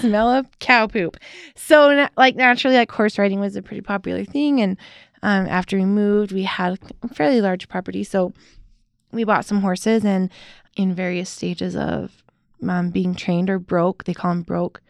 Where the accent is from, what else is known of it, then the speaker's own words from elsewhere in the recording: Utah, United States; accent: white girl from Utah accent; also born or lived in San Jose, California / Payson, Utah / Provo, Utah / Aurora, Utah; when I was one, okay. we moved to Payson, Utah. Then we moved to Provo, Utah